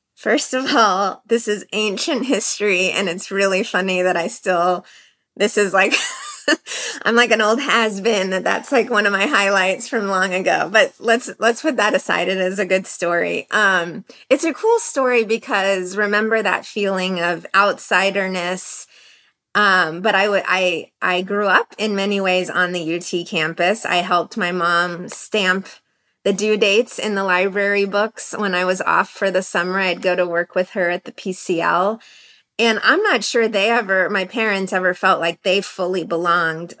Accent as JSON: {"language": "English", "country": "United States", "said": "I feel hyphenated in my identity and in my culture and that I'm Iranian and I'm American"}